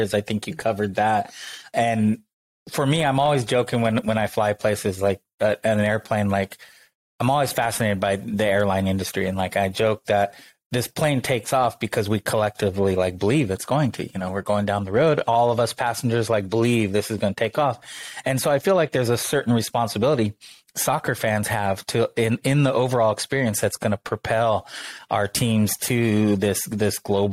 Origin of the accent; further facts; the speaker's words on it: United States; I grew up in America, grew up playing soccer